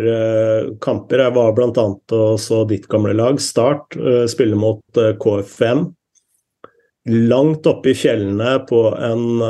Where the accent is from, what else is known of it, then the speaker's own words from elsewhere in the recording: Norway; her hjemme i Norge